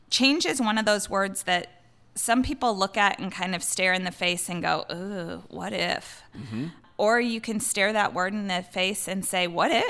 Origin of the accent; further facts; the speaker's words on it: Midwest, United States; I mean, family, especially growing up in the Midwest, family's always important